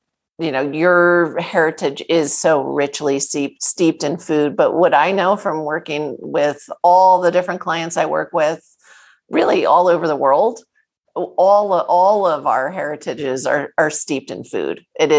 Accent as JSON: {"language": "English", "region": "East Coast", "country": "United States", "tie": "born or raised there", "said": "I grew up on the East Coast in a Jewish family."}